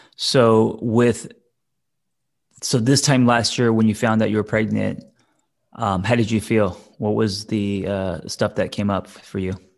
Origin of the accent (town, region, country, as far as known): Glendale, United States; born or raised there